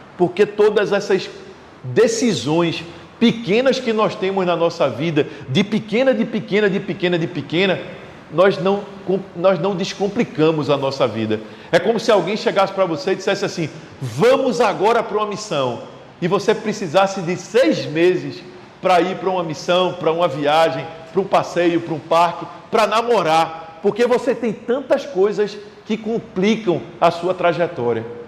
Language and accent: Portuguese; Recife, Pernambuco, Brazil; Eu sou do Recife, moro no Recife